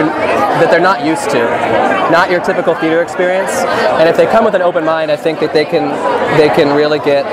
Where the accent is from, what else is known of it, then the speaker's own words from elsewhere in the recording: California, United States; moved away as an adult; now in New York, United States; I live in New York right now, but I'm from California, so I've done some theater out here. Been living in New York for like 4.5 years